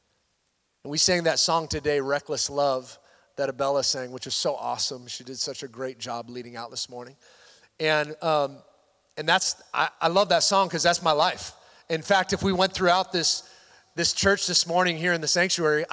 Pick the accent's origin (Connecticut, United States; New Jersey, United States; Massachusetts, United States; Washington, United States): Washington, United States; moved away; I grew up in Washington State.